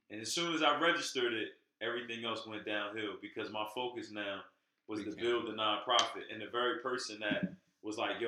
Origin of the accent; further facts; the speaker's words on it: Pleasantville, United States; we grew up in Pleasantville, which didn't really afford us many great opportunities.